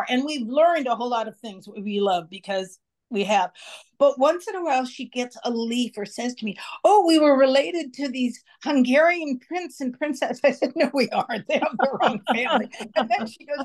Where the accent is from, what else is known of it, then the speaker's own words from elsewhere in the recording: Marin County, California, United States; also born or lived in San Francisco; I grew up in Marin County, but we'd originally been in San Francisco